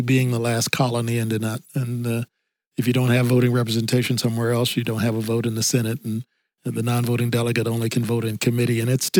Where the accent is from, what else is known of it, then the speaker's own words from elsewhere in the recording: Kansas City, Kansas, United States; moved away as an adult; also born or lived in Topeka, Kansas / Washington, D.C.; I went to high school in Kansas City, Kansas